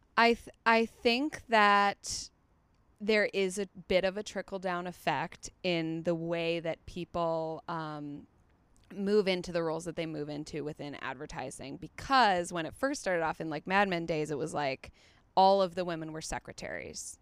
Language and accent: English; Chicago, Illinois, United States; moved away as an adult; also born or lived in East Coast / Australia / England; now in Los Angeles, United States; second grade, Chicago on until I moved here